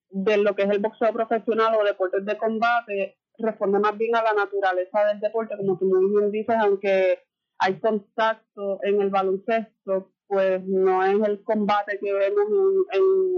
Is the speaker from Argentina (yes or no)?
no; Morovis, Puerto Rico; yo soy de Morovi